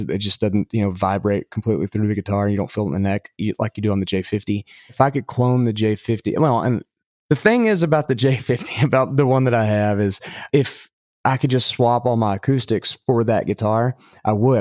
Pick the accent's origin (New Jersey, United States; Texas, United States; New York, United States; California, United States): Texas, United States; Lubbock; accent: West Texas dialect; moved away as an adult; now in Tennessee, United States; I'm from Lubbock